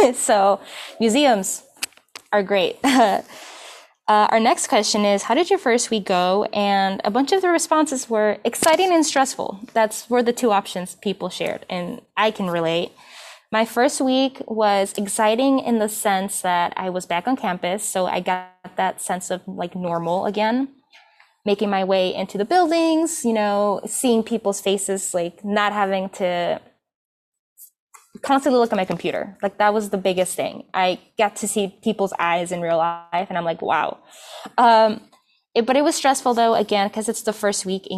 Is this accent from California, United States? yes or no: no; Chicago, Illinois, United States; also born or lived in Peru; So I've been in Chicago since I was 3. I came from Peru. And I mean, in high school, I took myself out to take the trains and stuff. So I'm a Chicago native